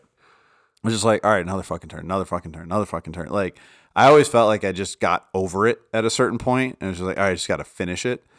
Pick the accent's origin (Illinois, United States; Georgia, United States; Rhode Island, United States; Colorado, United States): Colorado, United States